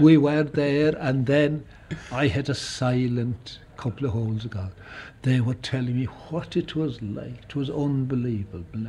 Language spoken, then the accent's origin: English; County Kerry, Munster, Ireland; I come from County Kerry